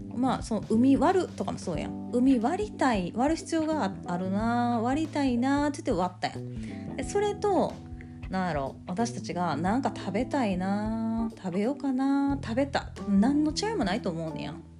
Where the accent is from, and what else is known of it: Kansai, Japan; accent: Kansai dialect